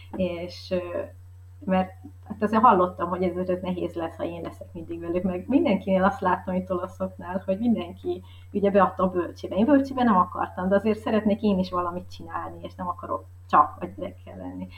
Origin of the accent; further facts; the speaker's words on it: Hungary; also born or lived in Northern Italy; now in Italy; magyar vagyok